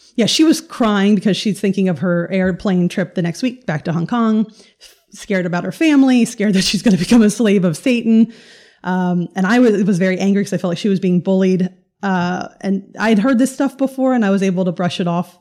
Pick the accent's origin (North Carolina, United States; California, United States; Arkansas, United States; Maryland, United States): North Carolina, United States; also born or lived in New York; I grew up in, uh, the Bible Belt in North Carolina.